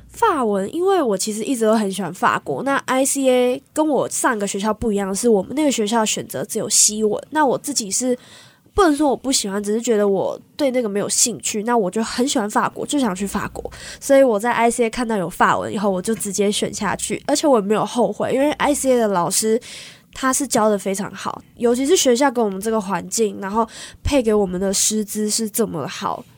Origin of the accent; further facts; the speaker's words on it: Taiwan; moved away as an adult; now in United States; 我就说我台湾来的